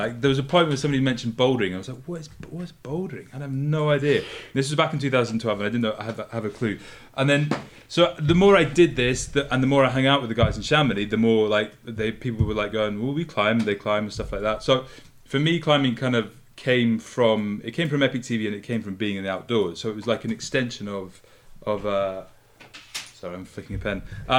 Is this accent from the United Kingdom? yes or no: yes; Scotland, United Kingdom; moved away as an adult; I grew up in Scotland. So we like skied since I was like the age of like 8 or 9 or something like that.